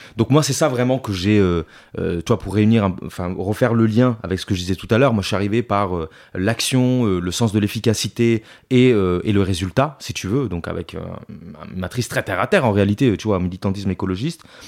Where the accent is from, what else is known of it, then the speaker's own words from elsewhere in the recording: Italy; also born or lived in Paris; now in France; je suis italien, donc je suis arrivé en France en, 2000, en 2007.